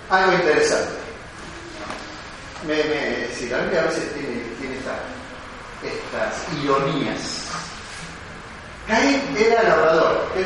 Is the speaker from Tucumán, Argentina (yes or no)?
no; Buenos Aires, Argentina; Yo soy rata de ciudad. Nací en Buenos Aires, me crié toda mi vida en el capital en con el grado. Soy rata de ciudad